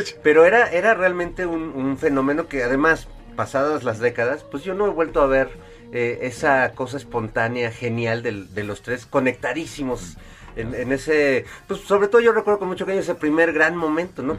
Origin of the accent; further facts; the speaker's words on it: Mexico; orgullosos de ser músicos este mexicanos